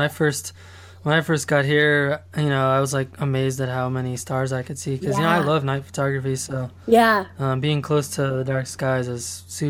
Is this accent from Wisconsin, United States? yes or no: no; Colorado Springs, Colorado, United States; moved away; also born or lived in Portland, Oregon; I grew up in Colorado Springs, which is a pretty populated place, but, you know, where it's really close to mountains and stuff like that, but it's really wide open, you know, it's really spread out